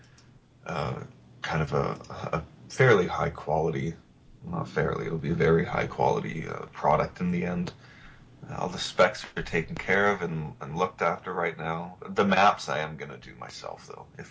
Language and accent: English; Canada; also born or lived in Toronto